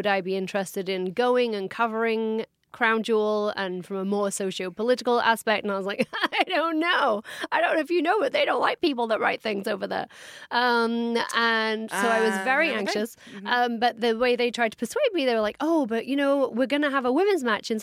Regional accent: England, United Kingdom; I'm from England

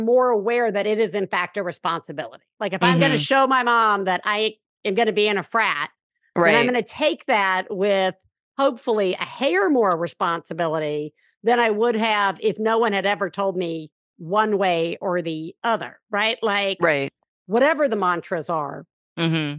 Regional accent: Alabama, United States; I grew up in Alabama

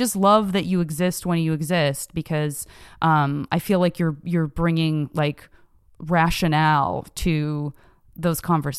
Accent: Tucson, Arizona, United States; growing up in Tucson, Arizona, to public school teachers

